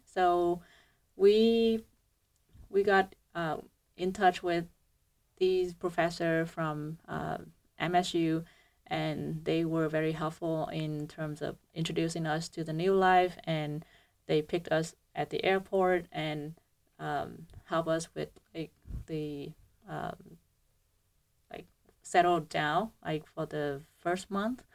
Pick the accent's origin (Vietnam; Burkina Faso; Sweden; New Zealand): Vietnam; moved away as an adult; now in United States; I came from Hue University of Medicine and Pharmacy. So it's a, um, it's, it's a university in, um, Vietnam